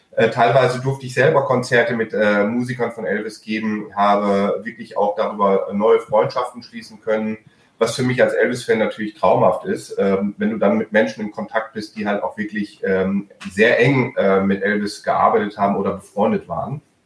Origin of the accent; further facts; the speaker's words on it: Germany; first language German; Meine Muttersprache ist Deutsch